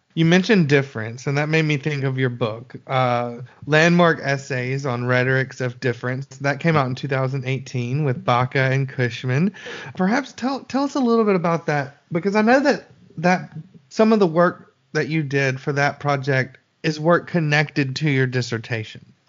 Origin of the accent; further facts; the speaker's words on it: Alabama, United States; I'm from Alabama